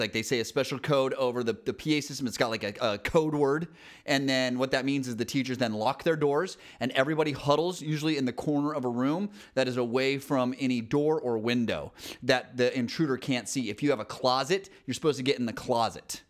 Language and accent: English; Salt Lake City, Utah, United States; I grew up in Salt Lake City